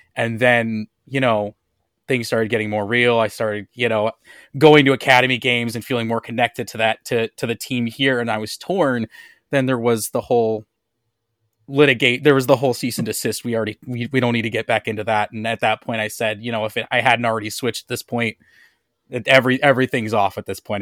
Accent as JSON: {"language": "English", "town": "St. Louis", "region": "Missouri", "country": "United States", "tie": "born or raised there", "also_born_or_lived": "Kansas City", "said": "in true St. Louis kid style, I grew up playing soccer all through grade school because that's just the sport that every kid plays growing up in St. Louis."}